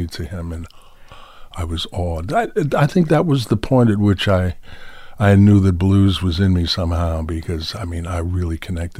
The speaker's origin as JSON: {"language": "English", "town": "New York City", "region": "New York", "country": "United States", "tie": "born or raised there", "also_born_or_lived": "Skowhegan, Maine", "said": "I grew up in New York City."}